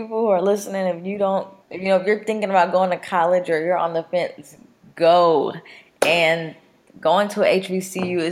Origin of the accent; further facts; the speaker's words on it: Mesquite, Texas, United States; also born or lived in Dallas, Texas; I had a great childhood. I grew up in Mesquite